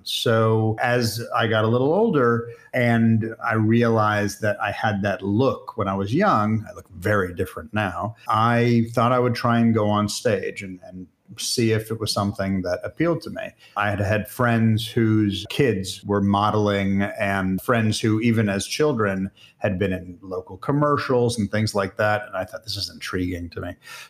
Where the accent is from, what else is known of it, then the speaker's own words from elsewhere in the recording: Israel; also born or lived in United States; Funny thing is, I'm Israeli as well as American. And even in Israel, I have to pronounce at least half of my name.